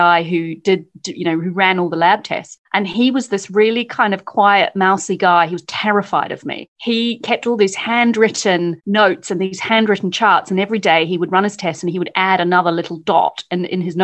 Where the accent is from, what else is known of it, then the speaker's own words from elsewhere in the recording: New Zealand; moved away as an adult; now in London, United Kingdom; I am from New Zealand. I came over here to do postgrad work